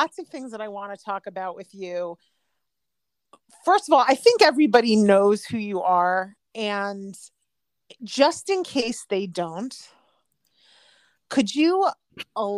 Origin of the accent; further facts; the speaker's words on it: East Coast, United States; moved away as an adult; now in Cleveland, United States; I grew up on the East Coast